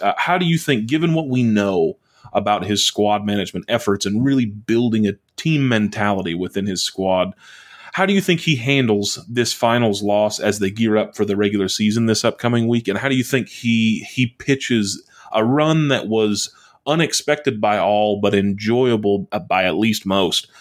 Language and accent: English; United States; as an American